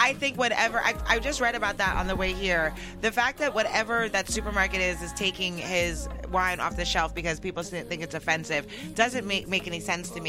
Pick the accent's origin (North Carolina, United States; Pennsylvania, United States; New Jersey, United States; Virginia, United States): New Jersey, United States; Teaneck; are from my hometown. Teaneck